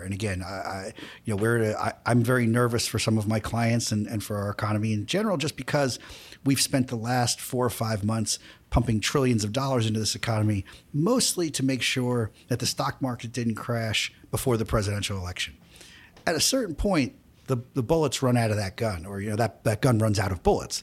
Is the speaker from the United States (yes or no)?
yes; New York City, New York, United States; I'm a guy from Queens